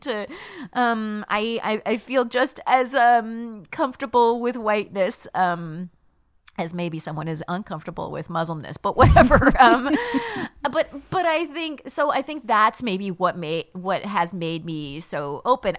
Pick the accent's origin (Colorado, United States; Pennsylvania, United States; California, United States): California, United States; Palm Springs; moved away as an adult; also born or lived in upstate New York; I grew up in Palm Springs, California